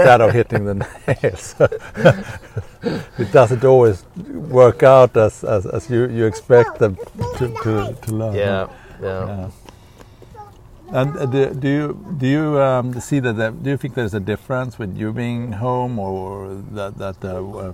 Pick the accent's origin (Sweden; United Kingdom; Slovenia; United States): Sweden; moved away; how we grew up in Sweden